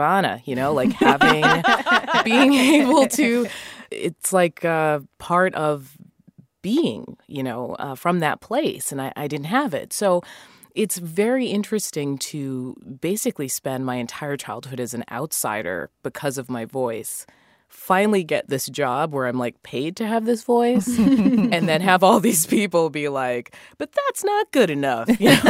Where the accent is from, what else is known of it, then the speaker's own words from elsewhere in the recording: Massachusetts, United States; my family, they're all Jamaican, but I grew up in Massachusetts and I just ended up with no accent.